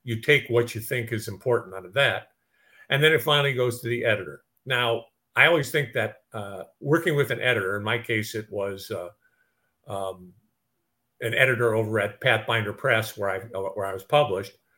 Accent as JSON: {"language": "English", "town": "Detroit", "region": "Michigan", "country": "United States", "tie": "born or raised there", "said": "I grew up in Detroit."}